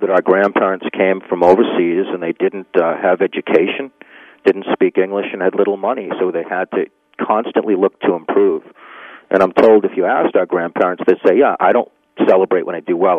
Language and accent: English; Needham, Massachusetts, United States; born or raised there